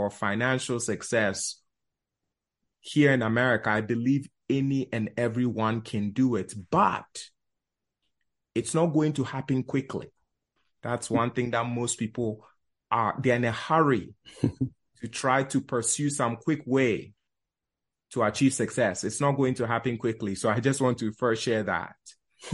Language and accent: English; New York City, New York, United States; also born or lived in Ghana; Life started in Bronx, New York. We immigrated from Ghana, West Africa